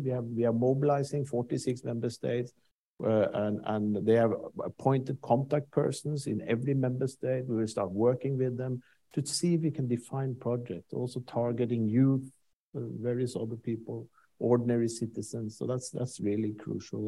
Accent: Norway; I'm from Norway.

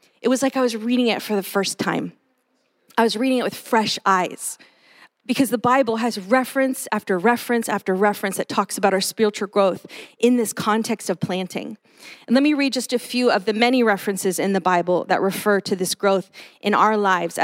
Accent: Los Angeles, California, United States; now in Bay Area, United States; I grew up in Los Angeles, concrete jungle.

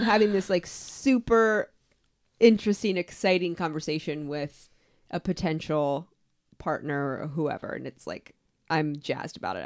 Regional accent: Atlantic City, New Jersey, United States; also born or lived in Florida; now in Cincinnati, United States; I was born in Atlantic City

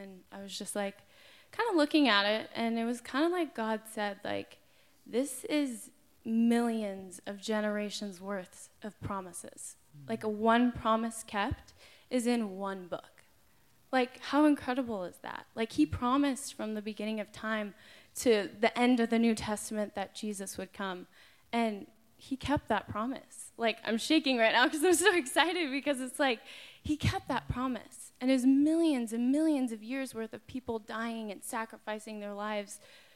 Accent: San Clemente, California, United States; now in Santa Barbara, United States; I'm from San Clemente

